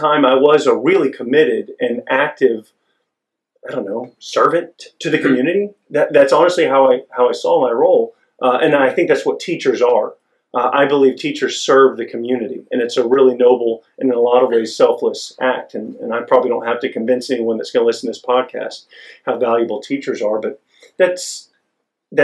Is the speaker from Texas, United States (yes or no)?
yes; Longview, Texas, United States; I'm from Longview, Texas, East Texas, a couple hours east of here.